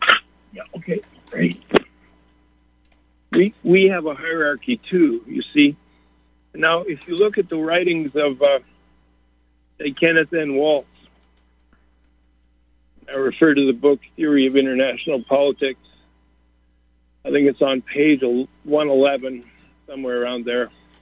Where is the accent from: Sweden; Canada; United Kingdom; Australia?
Canada; also born or lived in United States; And, of course, I grew up in Canada and the United States, and I was taught we were free.